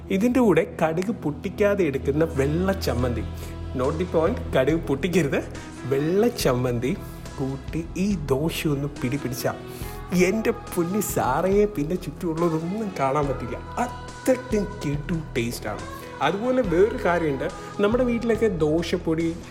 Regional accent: Kottayam, Kerala, India; ഞാനൊരു കോട്ടയംകാരനാണ്

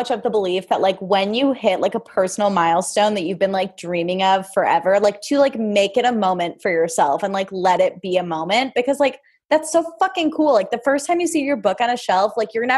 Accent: Highland Park, Illinois, United States; I was prom queen of Highland Park, Illinois

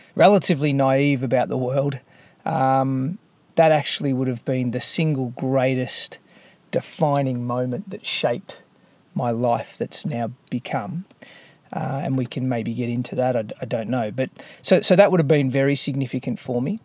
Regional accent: Melbourne, Victoria, Australia; I grew up in Melbourne

